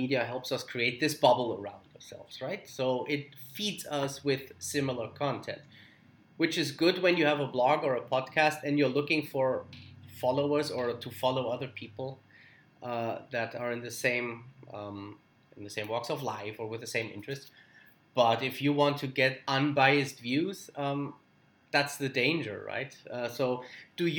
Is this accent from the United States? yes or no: no; Germany; I'm from Germany